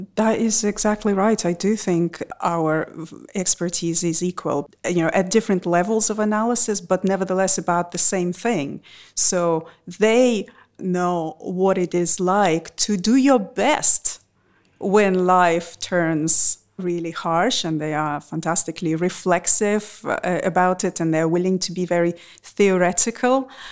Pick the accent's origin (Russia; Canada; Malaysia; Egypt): Russia; born or raised there